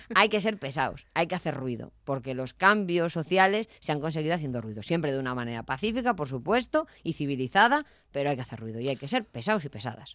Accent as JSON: {"language": "Spanish", "town": "Avilés", "region": "Asturias", "country": "Spain", "said": "yo soy de Yaranes"}